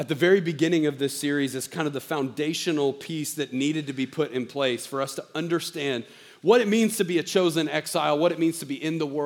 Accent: the South, United States; I'm from the South

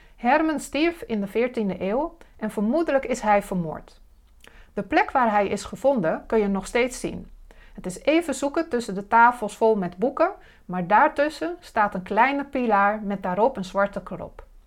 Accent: Dalfsen, Overijssel, Netherlands; van Zwolle naar Dalsen, het dorp waar ik ben opgegroeid.

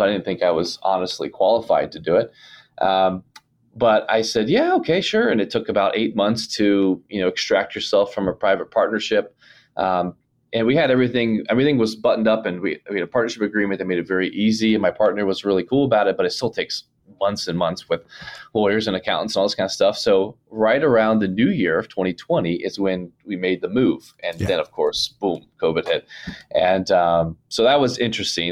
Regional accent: Ohio, United States; moved away; I'm from Ohio originally

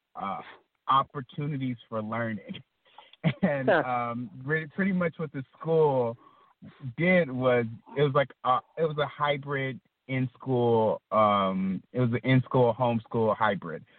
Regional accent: Atlanta, Georgia, United States; moved away; I'm from Atlanta, and um, my, most of my family is from uh, Atlanta

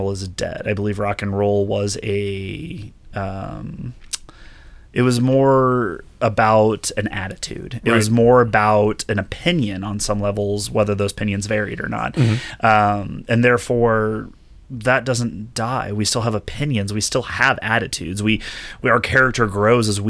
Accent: Bloomington, Indiana, United States; In 1983, I was born in Bloomington, Indiana at Indiana University

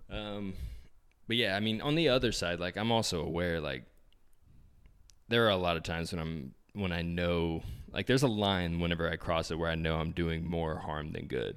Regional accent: Indianapolis, Indiana, United States; we want all roads to come back to Indianapolis, um, just 'cause we're from here

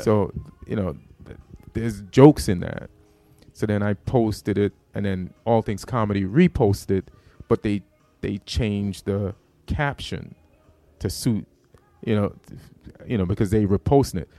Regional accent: Jamaica; moved away; also born or lived in New York; I'm from Jamaica, so that material was about me being Jamaican

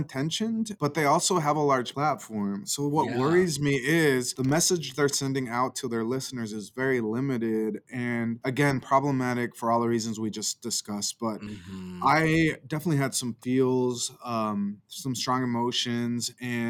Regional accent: Idaho, United States; I was born and raised in Idaho. So I've always been here since I was born

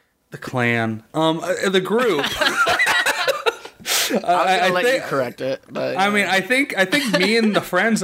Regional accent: Orange County, California, United States; moved away; my hometown, Orange County

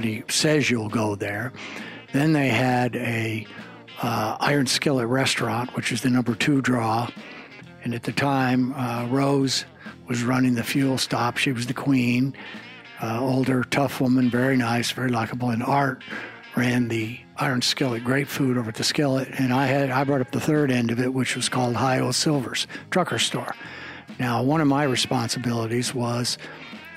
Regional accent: El Paso, Texas, United States; moved away; ever since I moved away from El Paso

